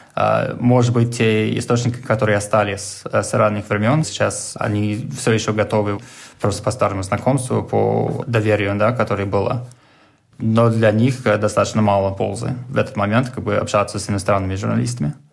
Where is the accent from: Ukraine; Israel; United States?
United States; New York; Russian is a second language; moved away as an adult; now in Moscow, Russia; я сам из Нью-Йорка